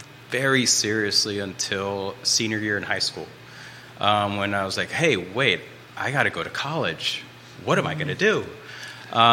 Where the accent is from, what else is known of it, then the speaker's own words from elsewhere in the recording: Brazil; now in Charlottesville, United States; craft that I grew up with in Brazil called Fuxicos